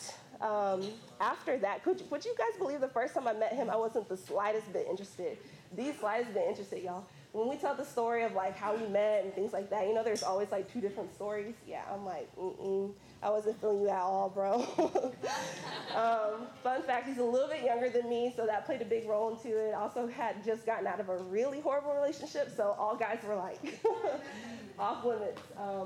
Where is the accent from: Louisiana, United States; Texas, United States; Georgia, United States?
Georgia, United States; Columbus; I'm from Columbus, Georgia.